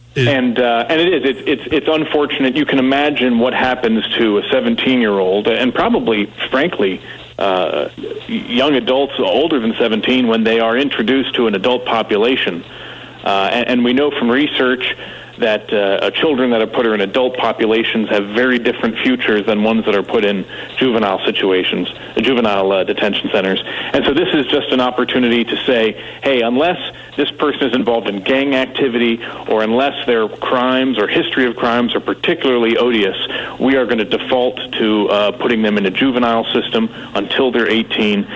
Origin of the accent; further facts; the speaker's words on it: North Carolina, United States; I grew up in North Carolina